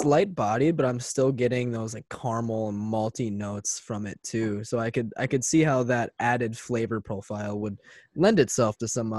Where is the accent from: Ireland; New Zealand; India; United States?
United States; Osseo, Minnesota; I actually grew up in Oriole